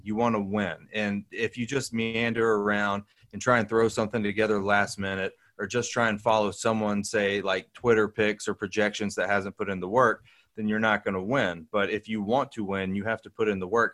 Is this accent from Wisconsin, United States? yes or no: no; Hoover, Alabama, United States; I grew up in Hoover, Alabama